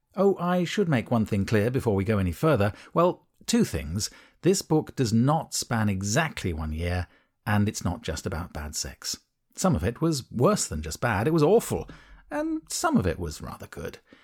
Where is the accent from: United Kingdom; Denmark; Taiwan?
United Kingdom; I, being British